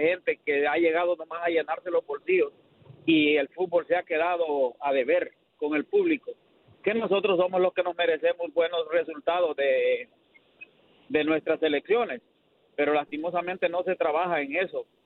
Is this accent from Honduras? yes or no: yes; Honduras; now in Houston, United States; yo soy hondureño